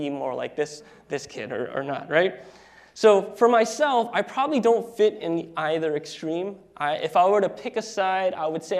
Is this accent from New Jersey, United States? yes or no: yes; New Jersey, United States; moved away as an adult; now in Seattle, United States; Ashley, my wife, and I are actually originally from the East Coast, and so that's where we were born and raised. Ashley is from New York, and I am from New Jersey